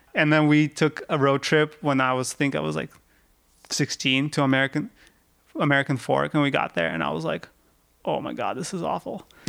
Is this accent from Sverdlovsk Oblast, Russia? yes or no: yes; Yekaterinburg, Sverdlovsk Oblast, Russia; now in United States; I grew up in the Yekaterinburg